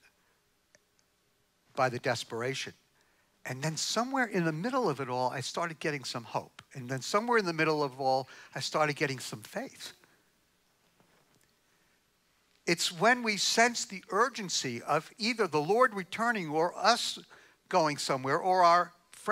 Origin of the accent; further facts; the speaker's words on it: New York, United States; I'm from New York